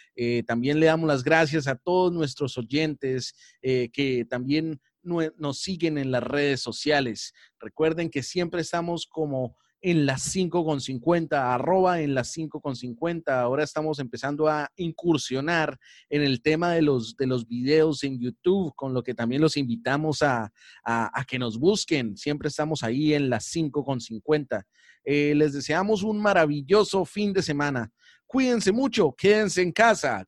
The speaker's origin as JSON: {"language": "Spanish", "country": "Colombia", "said": "nos hizo emocionar a todos como, colombianos"}